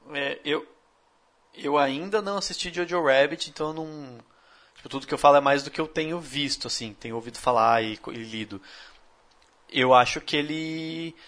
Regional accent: Brazil; como brasileiro

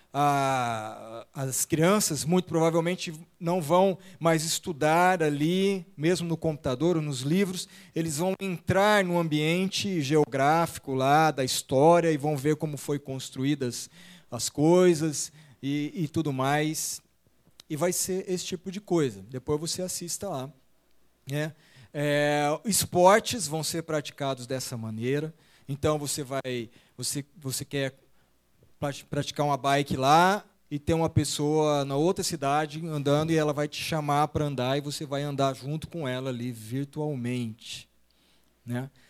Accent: Araçatuba, São Paulo, Brazil; also born or lived in São José do Rio Preto; nós crescemos da nossa infância lá na igreja em Aracatuba

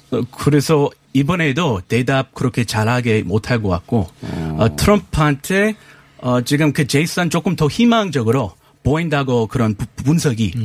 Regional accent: United States; Korean is a second language; now in South Korea

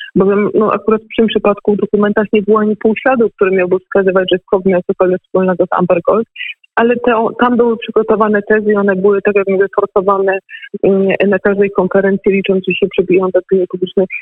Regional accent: Lesser Poland, Poland; u nas w Małopolsce

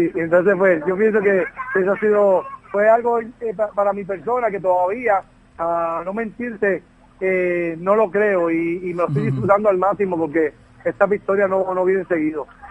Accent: Puerto Rico; moved away as an adult; mi natal Puerto Rico

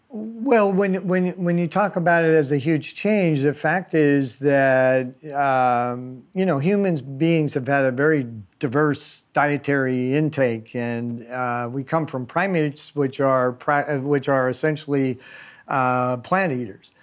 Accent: California, United States; I've been spending almost all my life in California, so I've lived all over the state

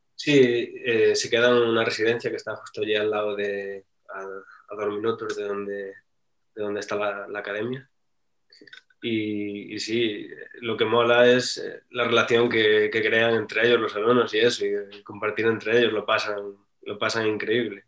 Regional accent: Galicia, Spain; moved away; also born or lived in France; yo que soy de Galicia

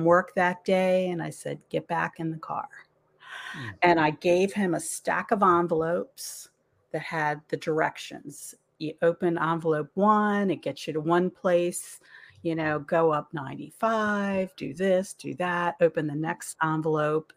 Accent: Aberdeen, Maryland, United States; also born or lived in Towson, Maryland / Bel Air, Maryland; I grew up in Aberdeen

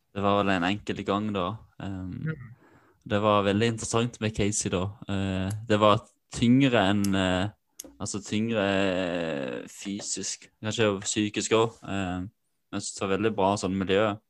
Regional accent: Kvinesdal, Agder, Norway; Det var mye pøbleri da jeg vokste opp da, i Kvinesdal.

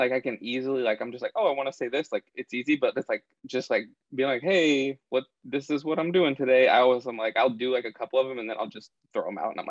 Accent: Eugene, Oregon, United States; moved away as an adult; now in Texas, United States; I'm from Oregon, actually. Transplant.

